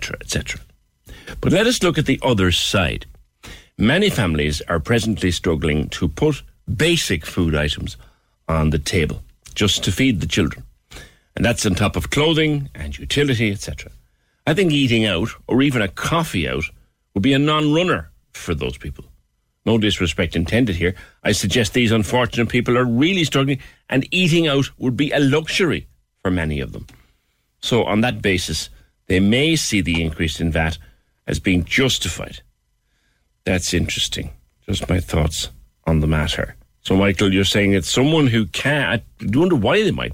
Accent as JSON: {"language": "English", "country": "Ireland", "said": "Being Irish"}